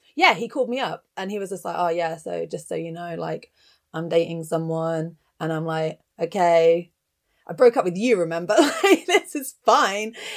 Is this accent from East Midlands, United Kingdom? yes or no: no; Bristol, South West England, United Kingdom; also born or lived in Cirencester; I spent the first ye-, eleven years of my life growing up in Bristol, which is a relatively big city in England